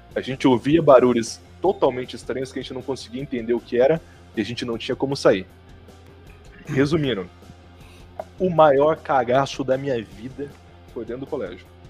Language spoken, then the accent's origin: Portuguese; São José das Palmeiras, Paraná, Brazil; also born or lived in Toledo, Paraná; eu era de São José das Palmeiras